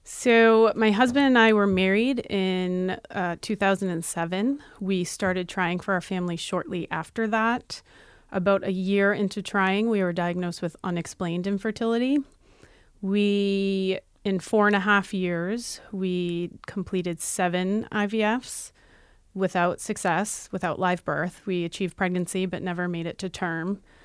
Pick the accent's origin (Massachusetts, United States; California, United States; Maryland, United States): Massachusetts, United States; We're from Massachusetts